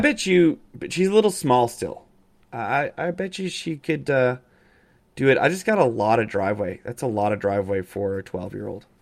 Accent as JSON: {"language": "English", "town": "Calgary", "region": "Alberta", "country": "Canada", "tie": "born or raised there", "moved": "yes", "said": "I grew up in Calgary"}